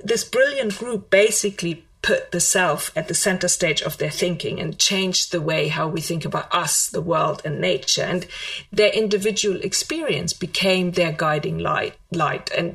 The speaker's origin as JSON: {"language": "English", "country": "Germany", "tie": "born or raised there", "said": "I was brought up in Germany and I had learned about these people in school"}